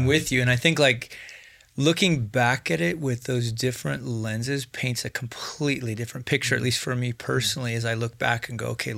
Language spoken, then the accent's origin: English; Wyoming, United States; I'm from Wyoming